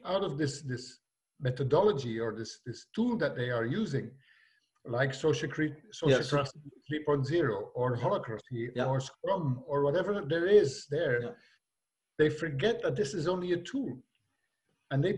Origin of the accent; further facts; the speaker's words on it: Belgium; also born or lived in Limburg; I was from Belgium